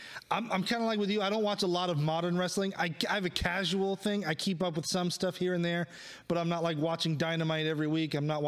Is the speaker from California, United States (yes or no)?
yes; Richmond, California, United States; also born or lived in Oakland, California; I was born in Oakland. I was raised in Richmond.